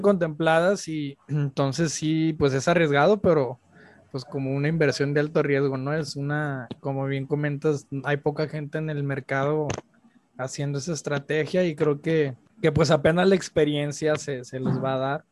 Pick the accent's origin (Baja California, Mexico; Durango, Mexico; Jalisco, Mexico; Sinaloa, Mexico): Sinaloa, Mexico; Culiacán; yo soy de Culiacán.